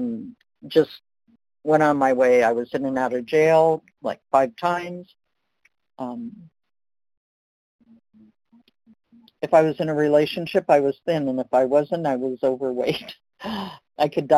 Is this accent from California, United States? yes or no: yes; Los Angeles, California, United States; I was born in Los Angeles.